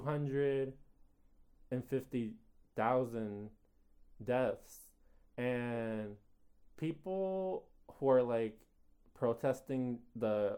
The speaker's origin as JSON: {"language": "English", "country": "United States", "said": "because I am an American"}